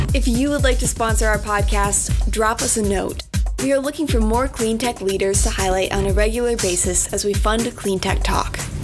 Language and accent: English; Canada; our Canadian conservatives